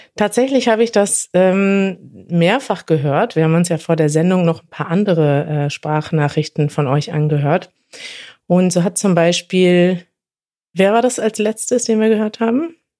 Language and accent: German; Brazil; German is a second language; ich komme aus Brasilien.